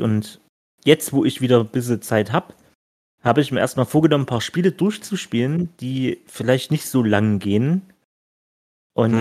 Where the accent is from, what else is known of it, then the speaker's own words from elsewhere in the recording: Stolberg, Germany; bei mir, ne, zu Hause hier, wo ich aufgewachsen bin